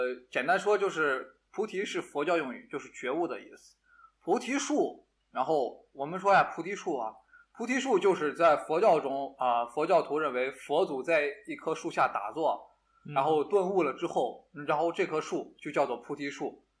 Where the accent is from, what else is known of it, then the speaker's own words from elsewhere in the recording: Shaanxi, China; accent: Shaanxi dialect; 我们陕西话就是啊，经常会说